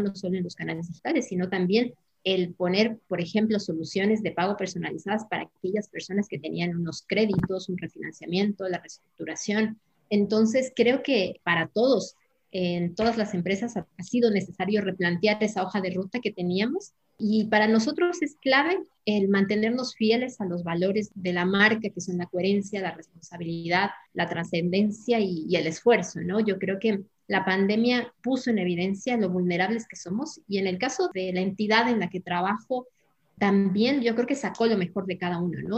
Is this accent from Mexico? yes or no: no; Ecuador; moved away as an adult; now in Madrid, Spain; yo soy ecuatoriana, que vivo ya más de 20 años aquí en España